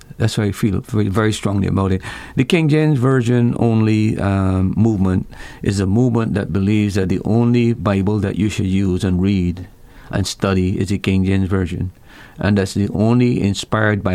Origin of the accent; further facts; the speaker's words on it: Barbados; I'm a Christian first before I'm a Barbadian, even though I was born in Barbados